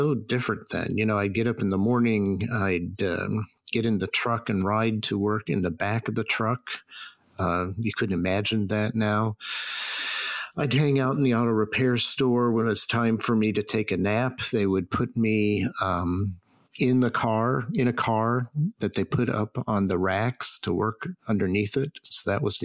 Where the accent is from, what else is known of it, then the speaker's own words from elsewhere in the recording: Stilwell, Oklahoma, United States; moved away; also born or lived in Boston; I was born in Oklahoma, and I spent a fair chunk of time as in my very formative years in a place called Stillwell, Oklahoma